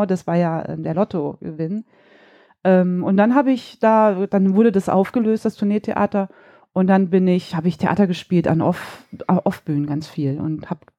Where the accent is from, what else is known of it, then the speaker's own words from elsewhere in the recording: Neu-Isenburg, Hesse, Germany; accent: Hessian; also born or lived in Langen; in Neu-Isenburg ähm, aufgewachsen, in Langen ähm, geboren, das ist in, in Hessen. Neu-Isenburg ist in der Nähe von Frankfurt am Main. Ähm, und da bin ich groß geworden.